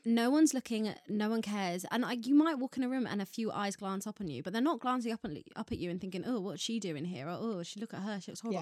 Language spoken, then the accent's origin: English; Ireland; now in United Kingdom; I grew up in Ireland